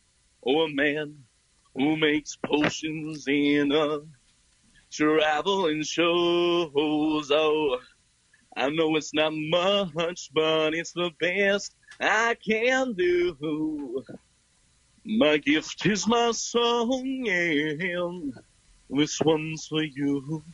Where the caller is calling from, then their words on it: Drexel Hill, Pennsylvania, United States; From the inside of my room, Drexel Hill, Pennsylvania.